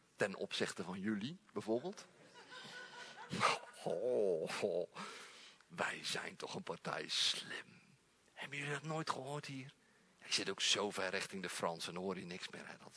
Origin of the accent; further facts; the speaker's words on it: Netherlands; we zijn Nederlanders